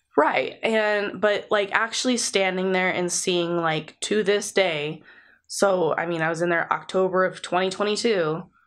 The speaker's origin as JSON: {"language": "English", "country": "United States", "said": "we're American"}